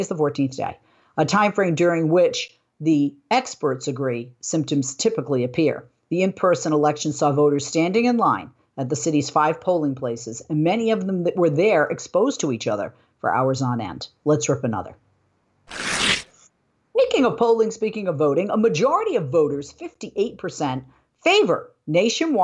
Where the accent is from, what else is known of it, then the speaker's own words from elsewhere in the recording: Boston, Massachusetts, United States; moved away; where I grew up in the Boston area in Massachusetts